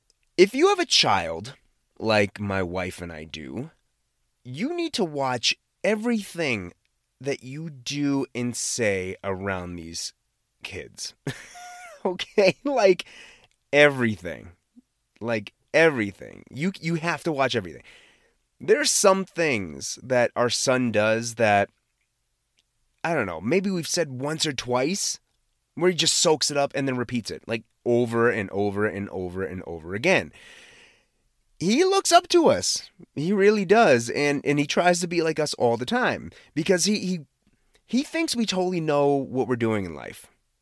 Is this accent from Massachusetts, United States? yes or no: yes; Massachusetts, United States; accent: Boston; like I'm sure I have a Boston accent, but I am from the Boston area and I used to have a Boston accent.